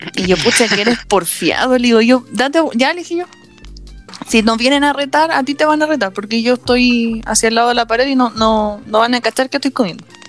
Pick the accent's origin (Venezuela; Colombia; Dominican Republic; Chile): Chile